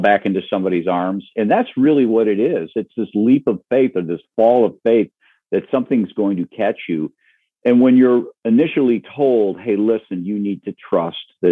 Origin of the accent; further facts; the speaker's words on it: Michigan's Upper Peninsula, United States; moved away as an adult; also born or lived in Wisconsin / Ohio; I grew up in Michigan's Upper Peninsula